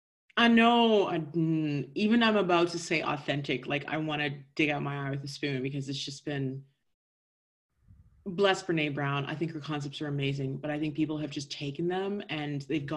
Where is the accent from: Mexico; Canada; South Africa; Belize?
Canada; we're both Canadian